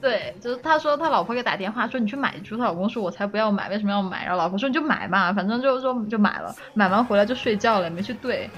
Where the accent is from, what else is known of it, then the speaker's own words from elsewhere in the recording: northern China, China; 作为一个北方人